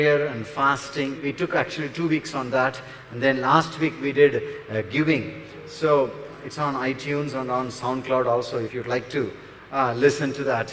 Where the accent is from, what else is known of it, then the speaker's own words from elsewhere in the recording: near Chennai, Tamil Nadu, India; near Chennai. One mark, you know. So South Indian Chennai. Are you Tamil? Of course